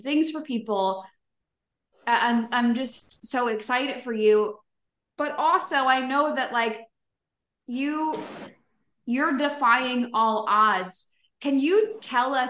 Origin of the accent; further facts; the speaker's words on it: United States; now in Koh Samui, Thailand; I'm from the States